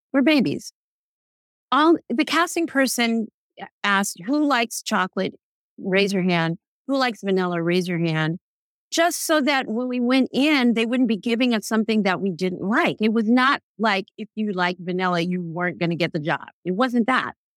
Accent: New York City, New York, United States; I am born and raised in New York City

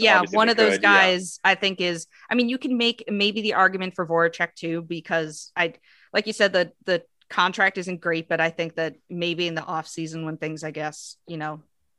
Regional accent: United States; I'm from the United States

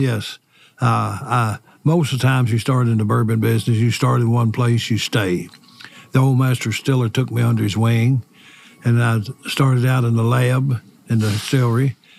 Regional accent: Lawrenceburg, Kentucky, United States; I was born and raised here in Lawrenceburg, Anderson County

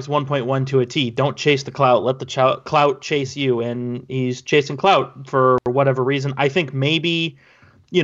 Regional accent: San Jose, California, United States; somebody who was born and raised in San Jose

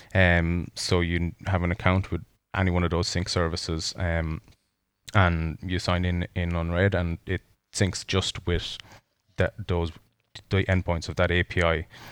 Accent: Ireland; as two Irish men, one living in Ireland and one living in Canada

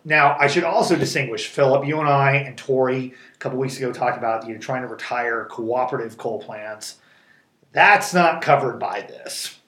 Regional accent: Springfield, Missouri, United States; I'm from I'm from Springfield

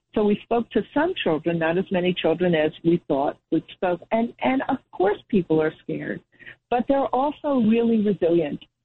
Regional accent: Rockland County, New York, United States; also born or lived in Brooklyn, New York; I grew up in Rockland County, New York, so I grew up about 30 miles, 20, 30 miles up from New York City

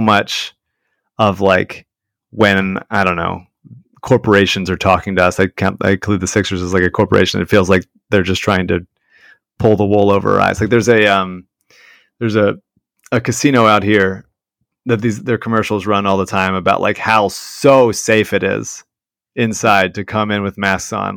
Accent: Philadelphia, Pennsylvania, United States; we are from Philadelphia

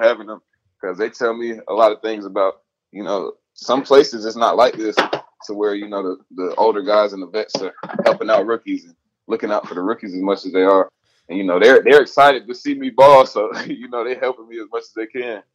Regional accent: Atlanta, Georgia, United States; I'm from the South. I'm from Atlanta

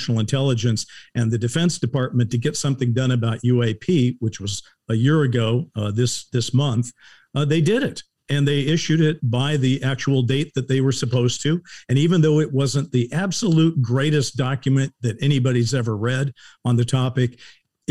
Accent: United States; also born or lived in Los Angeles; as the American

